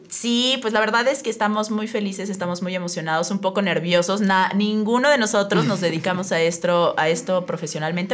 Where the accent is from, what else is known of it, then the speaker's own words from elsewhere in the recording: San Luis Potosí, Mexico; moved away as an adult; now in Querétaro, Mexico; yo soy potosina